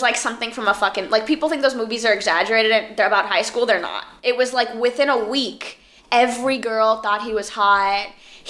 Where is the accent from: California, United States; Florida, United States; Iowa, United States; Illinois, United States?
Florida, United States; Miami; I'm like from Miami.